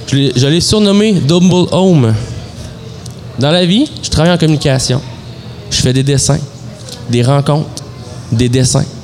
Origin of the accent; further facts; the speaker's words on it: Amos, Quebec, Canada; J'habite à Rouen, je viens d'Amos. J'ai la Gaspésie dans l'âme, l'humeur de la métropole